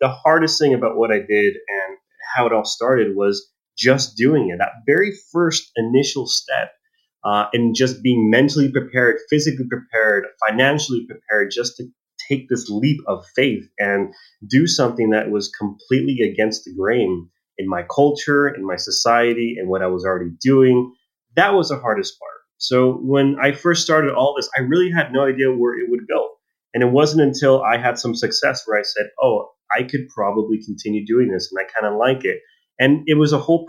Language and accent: English; El Paso, Texas, United States; I was born in Texas in El Paso